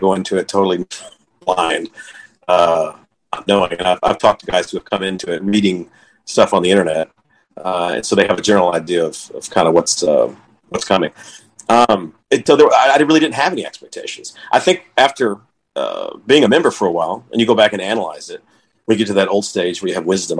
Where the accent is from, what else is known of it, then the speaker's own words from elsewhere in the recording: Texas, United States; also born or lived in Waco; now in Lorena, United States; We grew up in the suburbs